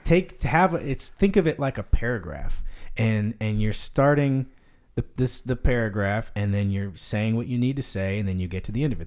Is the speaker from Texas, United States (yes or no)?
yes; Denton, Texas, United States; also born or lived in Fort Worth; I grew up in Denton. I went to high school in Denton.